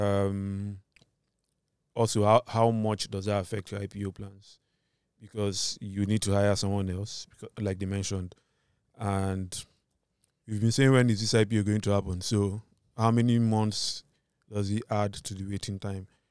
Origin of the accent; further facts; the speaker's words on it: Nigeria; my identity as a Nigerian